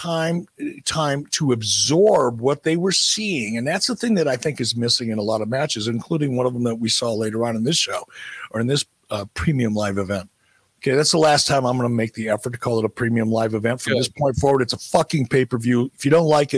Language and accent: English; Detroit, Michigan, United States; I grew up in Detroit. I lived at 10 Mile and Gratiot, 2 miles away from 8 Mile. I grew up there